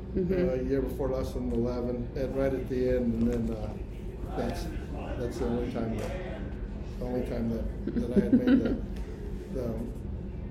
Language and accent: English; San Tan Valley, Arizona, United States; Arizona, Santan Valley